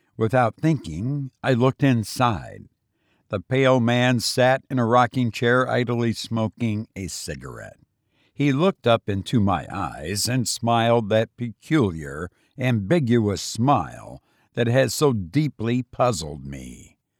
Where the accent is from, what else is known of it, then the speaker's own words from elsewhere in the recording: Illinois, United States; now in Las Vegas, United States; I visited my home state of Illinois and it was bitter cold, something I'm not used to after living in Las Vegas for as long as I have